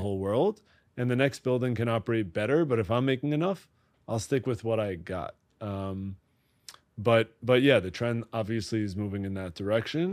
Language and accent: English; Great Neck, New York, United States; I grew up in Great Neck, Long Island, which is just outside the city